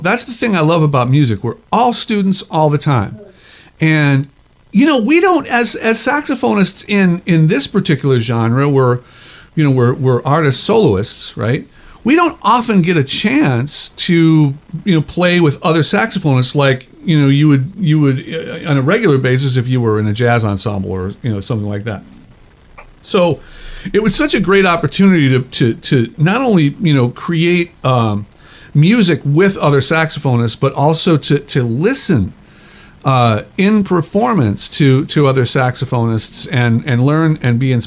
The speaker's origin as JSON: {"language": "English", "town": "Chicago", "region": "Illinois", "country": "United States", "tie": "born or raised there", "said": "I went to the University of Chicago, you know, my hometown"}